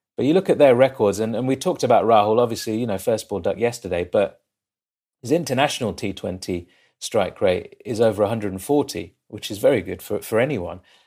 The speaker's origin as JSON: {"language": "English", "town": "Leicester", "region": "East Midlands", "country": "United Kingdom", "said": "I'm from Leicester. I live in, in Leicester, in England"}